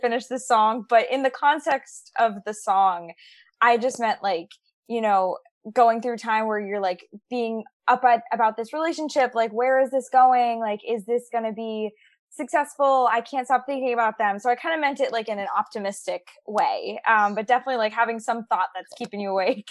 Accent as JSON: {"language": "English", "region": "New York", "country": "United States", "tie": "born or raised there", "moved": "as an adult", "lives_now": "Nashville, United States", "said": "I grew up born and raised in New York"}